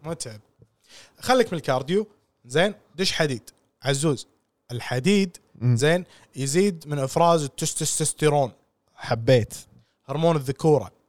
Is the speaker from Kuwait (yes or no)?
yes; Kuwait; عندنا بالكويت